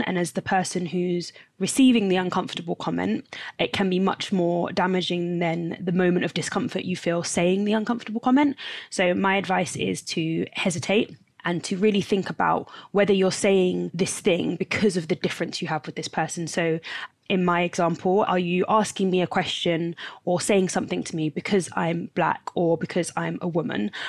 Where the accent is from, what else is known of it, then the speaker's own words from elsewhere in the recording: London, United Kingdom; I'm from London